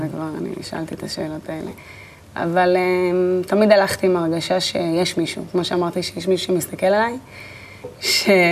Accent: Netanya, Central District, Israel; נולדתי בנתניה, ליד הים

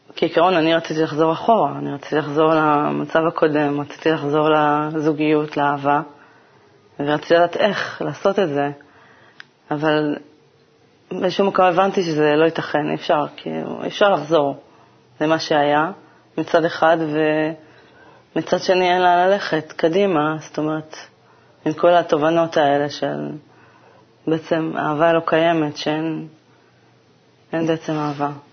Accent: Kiryat Gat, Southern District, Israel; born or raised there; moved away as an adult

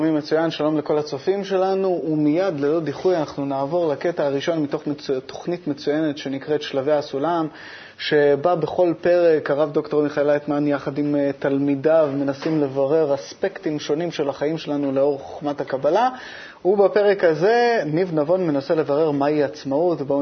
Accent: Israel; born there

